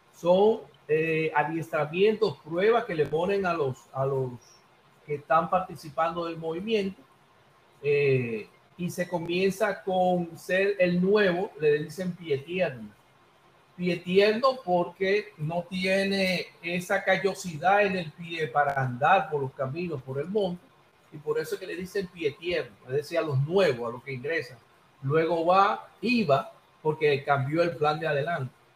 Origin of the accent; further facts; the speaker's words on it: Santo Domingo, Distrito Nacional, Dominican Republic; moved away as an adult; now in Villa Mella, Dominican Republic; soy de Villa Consuelo y ahora estoy residiendo en Villamella.